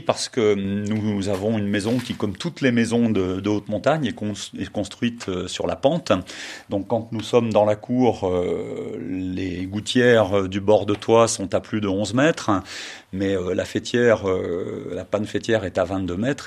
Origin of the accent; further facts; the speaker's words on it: Savoy, Auvergne-Rhône-Alpes, France; Je suis un savoyard, mais un savoyard du bas. je suis un savoyard de l'avant-pays